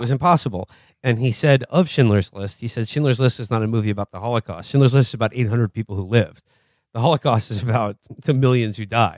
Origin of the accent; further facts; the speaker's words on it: New York City, New York, United States; I grew up in the Upper West Side